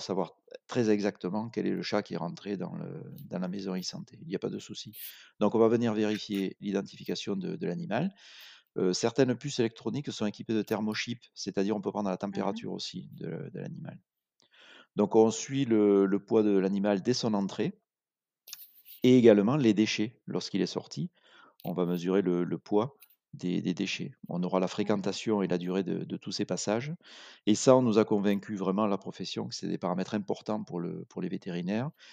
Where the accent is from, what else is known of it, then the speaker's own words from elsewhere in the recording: Aveyron, Occitania, France; also born or lived in Montpellier; On est originaire d'Aveyron